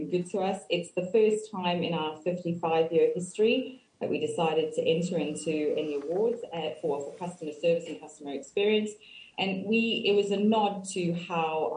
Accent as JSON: {"language": "English", "town": "Cape Town", "region": "Western Cape", "country": "South Africa", "tie": "born or raised there", "moved": "as an adult", "lives_now": "Reading, United Kingdom", "said": "I grew up in Cape Town, and I moved to the UK about 13 years ago"}